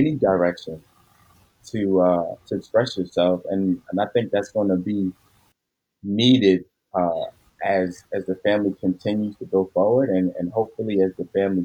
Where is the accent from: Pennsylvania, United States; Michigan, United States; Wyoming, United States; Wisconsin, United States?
Pennsylvania, United States; Philadelphia; I grew up in Philadelphia